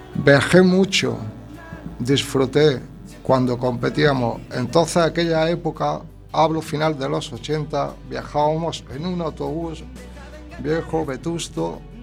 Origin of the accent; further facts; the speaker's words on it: Andalusia, Spain; moved away as an adult; also born or lived in Catalonia; Con 19 años me fui de Andalucía a Cataluña por motivos personales